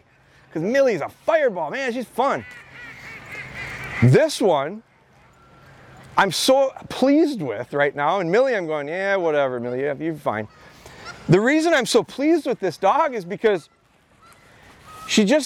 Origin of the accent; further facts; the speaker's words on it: Midwest, United States; I'm from the Midwest